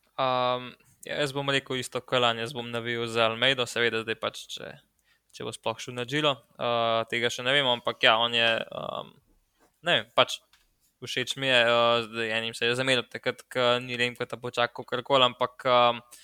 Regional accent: Slovenia; smo Slovenci

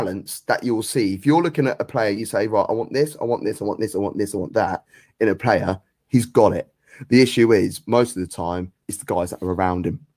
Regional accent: United Kingdom; I'm British

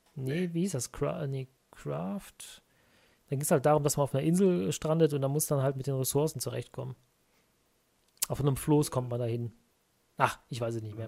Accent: Merten, North Rhine-Westphalia, Germany; also born or lived in Brühl; Im Dorf daneben bin ich mit aufgewachsen, ah. in Merten

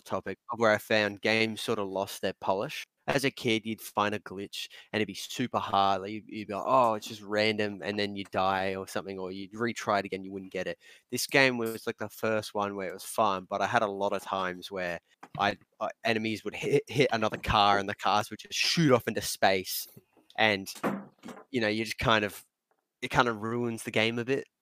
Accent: Australia; us being Australian

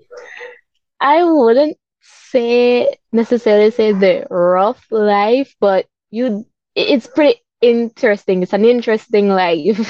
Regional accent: Belize City, Belize District, Belize; I grew up in Belize City

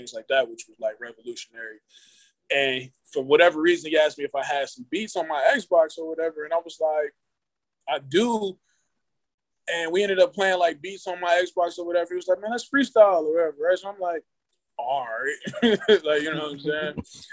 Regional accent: Cleveland, Ohio, United States; I'm from Cleveland, born and raised

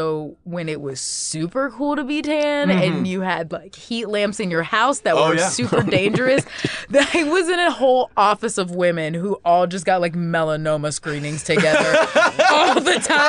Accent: Jacksonville, Florida, United States; Jacksonville, Florida. Oh, okay. That's like where I grew up.

